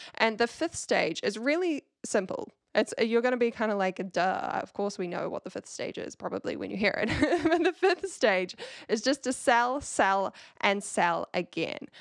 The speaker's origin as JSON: {"language": "English", "country": "New Zealand", "accent": "Kiwi", "said": "with my Kiwi accent"}